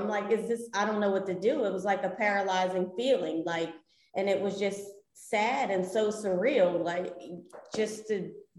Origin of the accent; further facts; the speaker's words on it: New Jersey, United States; moved away as an adult; now in Los Angeles, United States; I'm from South Jersey.